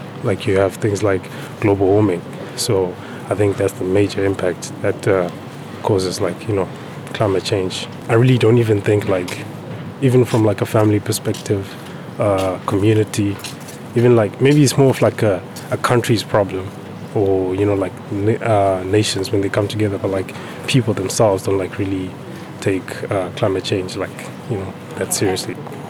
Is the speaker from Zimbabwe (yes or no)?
yes; Zimbabwe; now in Leicester, United Kingdom; I'm doing aerospace. I'm from Zimbabwe.